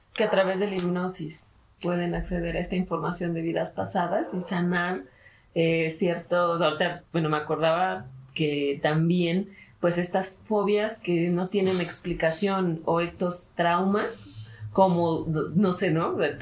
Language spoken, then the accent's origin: Spanish; Mexico; aquí en mi país, en México